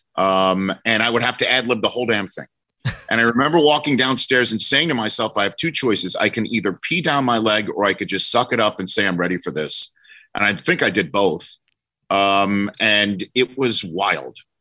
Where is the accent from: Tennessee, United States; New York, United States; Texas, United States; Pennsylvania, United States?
New York, United States; New York City; moved away as an adult; also born or lived in New Jersey; I'm from New York City